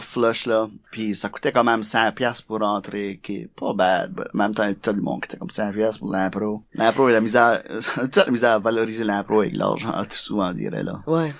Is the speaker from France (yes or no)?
no; Acadia, New Brunswick, Canada; accent: Chiac / Acadian; moved away; also born or lived in Moncton / Quebec; oui, j'ai un accent, oui, j'ai du chiac